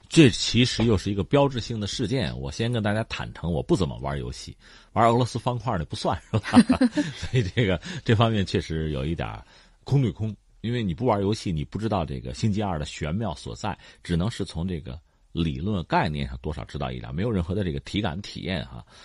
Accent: China; 我们中国人

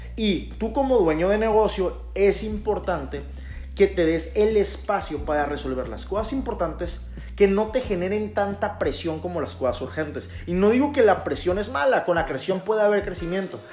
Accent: Mexico; Como buenos mexicanos

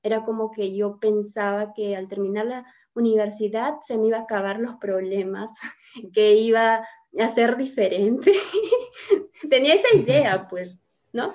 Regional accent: Piura, Peru; yo soy piura, peruana, piurana, del departamento de Piura, y vivía en el campo con mis padres

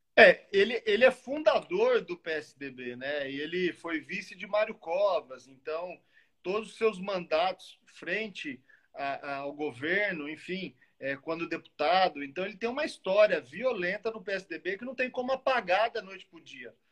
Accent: Muzambinho, Minas Gerais, Brazil; Sou de uma cidade do sul de Minas, que é Muzambinho, de 25, 20 mil habitantes

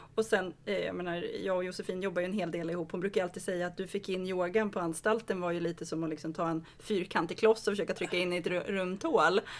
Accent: Rimbo, Stockholm County, Sweden; moved away; jag är från Rimbo

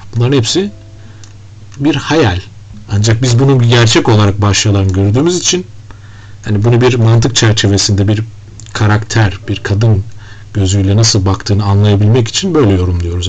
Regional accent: Turkey; bir Türk olarak

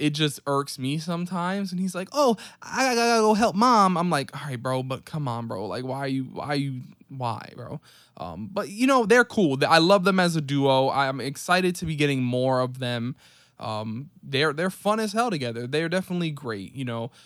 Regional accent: New York City, New York, United States; as a New York City native

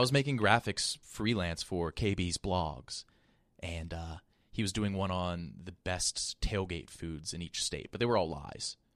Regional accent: West Virginia, United States; also born or lived in Columbus, Ohio; now in New York, United States; I'm from, like, a really small town in West Virginia

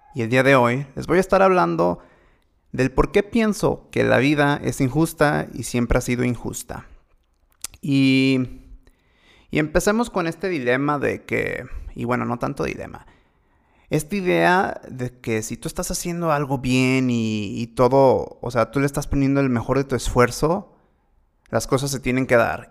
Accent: Mexico; más siendo mexicano

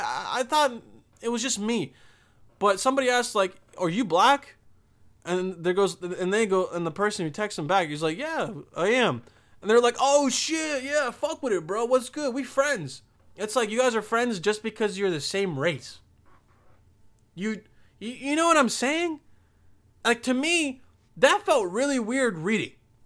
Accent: Bosnia & Herzegovina; English is a second language; I'm from Bosnia. I'm like, oh, shit. This guy, I mean, he's an immigrant, but he's also white, but he doesn't sound like it, you know? I used to have a crazy accent

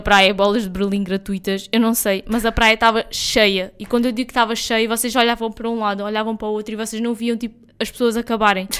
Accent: Algarve, Portugal; nós somos algarvios, nós vivemos aqui, nós vivemos no Algarve o ano inteiro.

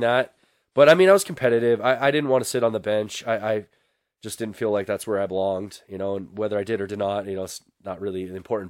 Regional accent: Billings, Montana, United States; I'm from Billings, Montana.

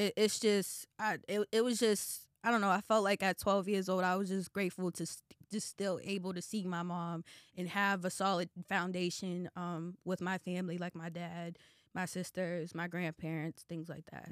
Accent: Boston, Massachusetts, United States; now in Atlanta, United States; Roxbury is actually my hometown

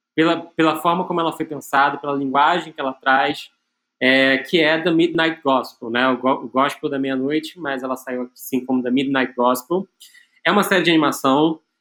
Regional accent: Brazil; como brasileiro aqui

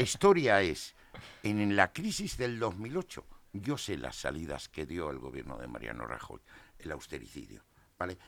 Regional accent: Asturias, Spain; yo soy asturiano

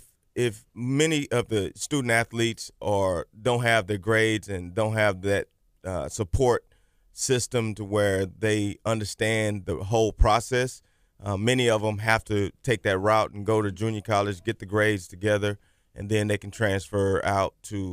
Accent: La Marque, Texas, United States; I grew up in Lamarck and graduated from Texas City High School in 1992.

